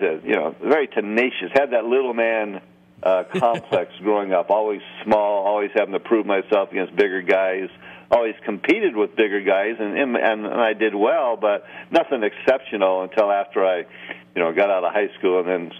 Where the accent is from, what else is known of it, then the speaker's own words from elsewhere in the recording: Long Beach, California, United States; growing up in Long Beach